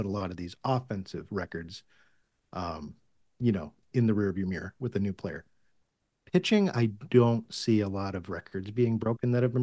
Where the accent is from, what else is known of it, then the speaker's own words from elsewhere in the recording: Massachusetts, United States; I grew up in Massachusetts